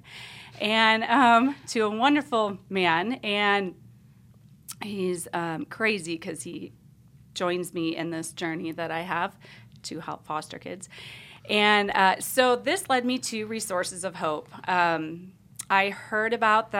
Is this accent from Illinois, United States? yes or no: no; Wisconsin, United States; moved away as an adult; also born or lived in Pennsylvania / Northern Virginia / West Virginia; now in Indianapolis, United States; I am actually from Wisconsin. In my mid to late 20s, I ended up moving to Pennsylvania